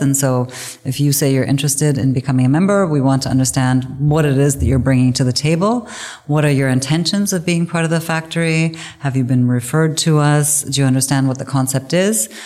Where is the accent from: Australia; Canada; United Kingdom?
Canada; moved away as an adult; now in Germany; I grew up in in English speaking Canada